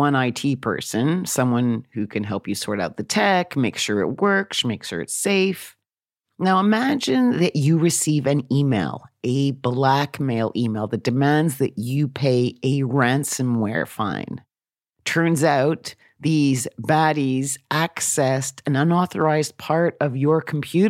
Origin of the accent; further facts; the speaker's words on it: Oxford, South East England, United Kingdom; my hometown of Oxford in the United Kingdom